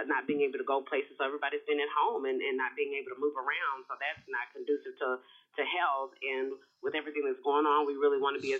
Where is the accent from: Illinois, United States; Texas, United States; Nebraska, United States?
Texas, United States; Houston; I'm from Houston, Texas. I'm a Southern girl.